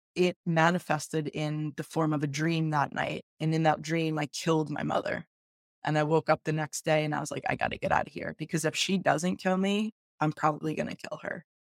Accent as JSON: {"language": "English", "region": "upstate New York", "country": "United States", "tie": "born or raised there", "said": "I grew up kind of middle class um, in a uh, suburban upstate New York"}